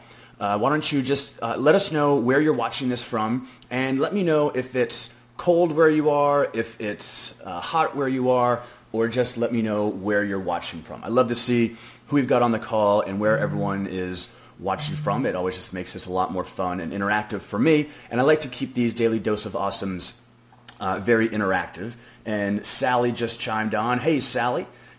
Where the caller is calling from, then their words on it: Frisco, Texas, United States; And I'm actually coming from Frisco, Texas, which is just outside of Dallas, Texas.